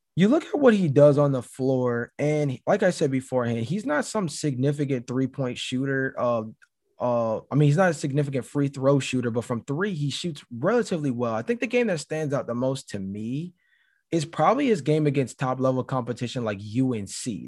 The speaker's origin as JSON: {"language": "English", "region": "Georgia", "country": "United States", "said": "I am from Georgia"}